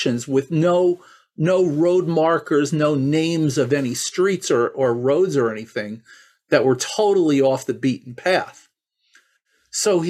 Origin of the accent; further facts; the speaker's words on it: New York, United States; I grew up here in New York